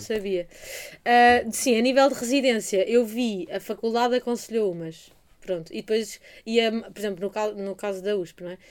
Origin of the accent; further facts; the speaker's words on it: Portugal; português, de Portugal